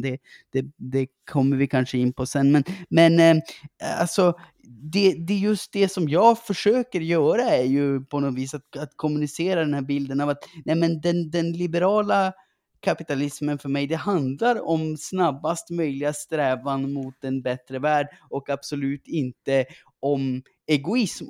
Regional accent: Gällivare, Norrbotten County, Sweden; accent: norrländska; jag växte upp i eh, Gällivare

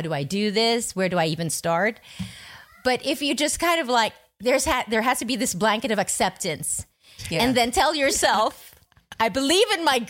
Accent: Philippines

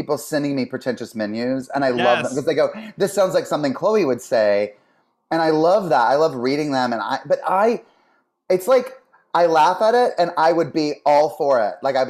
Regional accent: the South, United States; growing up in the South, they really wanted us to have culture. And so they would take us to theater and concerts, like, you know, and opera and whatever would come to town or near, they would take us, we would go to Charlotte, like an hour away.

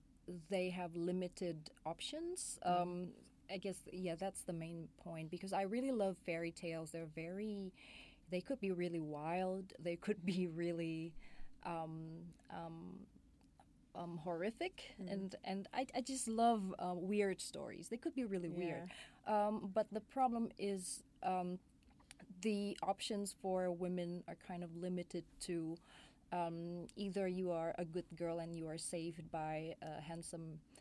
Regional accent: Indonesia; Growing up in Indonesia, in the late 80s, early 90s, that was kind of weird

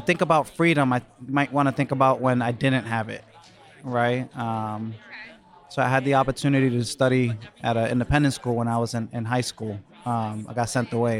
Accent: New York City, New York, United States; I grew up on the Lower East Side back in the day

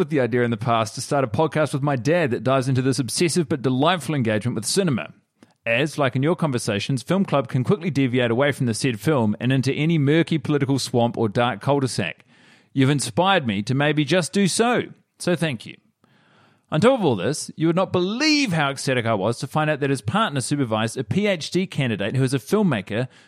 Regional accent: Australia; now in Vienna, Austria; I'm Australian and she's Swedish, but we're living in Vienna

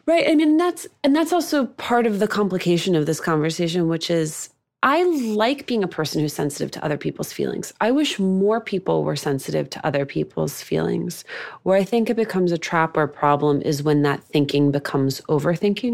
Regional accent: Union City, New Jersey, United States; I grew up in New Jersey.

